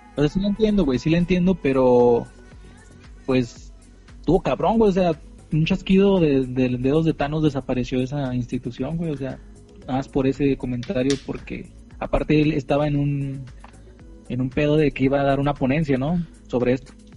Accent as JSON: {"language": "Spanish", "country": "Mexico", "said": "los mexicanos no somos así"}